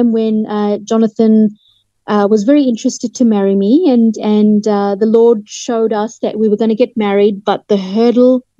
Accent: Hampstead, London, United Kingdom; born there; I was born in Hampstead, London.

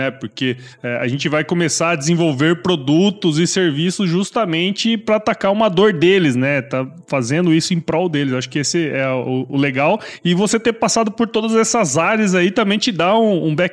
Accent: Mato Grosso, Brazil; É, eu que sou aqui de Mato Grosso, já vi vários ciclos aí acontecer, né, cara?

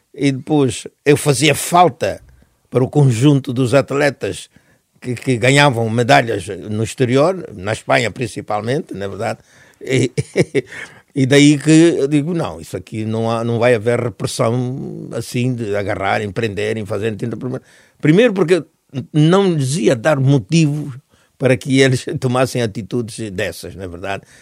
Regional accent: Angola; moved away as an adult; also born or lived in Netherlands / Portugal; eu, mesmo na Europa, consigo continuar a ser o africano que fui em Angola

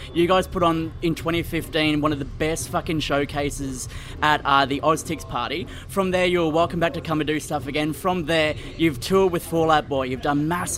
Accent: Gold Coast, Queensland, Australia; also born or lived in Brisbane; I am from 4215 Labrador. I grew up on Robert Street on the Gold Coast

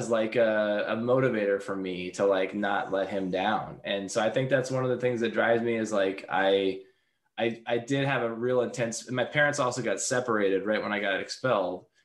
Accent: Seattle, Washington, United States; also born or lived in Los Angeles; I'm from Seattle

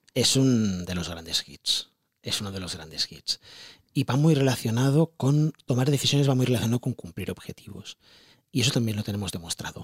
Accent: Barcelona, Catalonia, Spain; yo vengo de un barrio de Barcelona del Guinardó

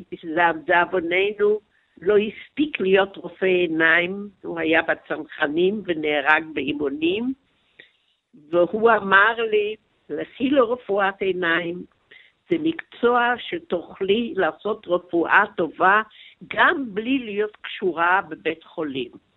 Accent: Tel Aviv, Tel Aviv District, Israel; also born or lived in north-west Germany; וגדלתי בתל אביב

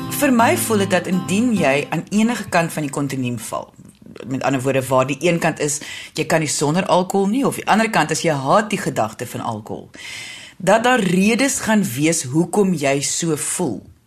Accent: South Africa; ons almal, veral as Suid-Afrikaners

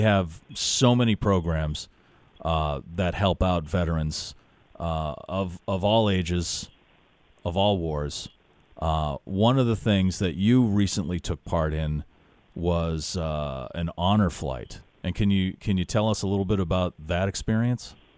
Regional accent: Worcester, Massachusetts, United States; former uh, resident of Worcester, Massachusetts, my hometown.

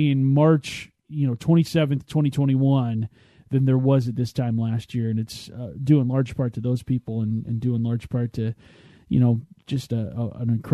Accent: Kent, Washington, United States; my hometown of Kent

